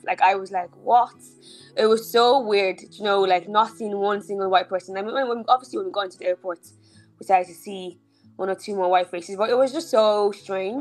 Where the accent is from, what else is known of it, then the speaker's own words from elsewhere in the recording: Dublin, Leinster, Ireland; also born or lived in Nigeria; I was born in Nigeria. I left when I was five, um, and we came to Ireland.